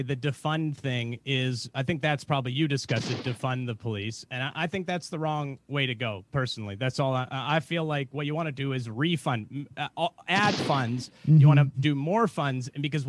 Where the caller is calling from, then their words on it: Portland, Oregon, United States; I'm calling from Oregon, Portland, Oregon. So I'm a police officer out here.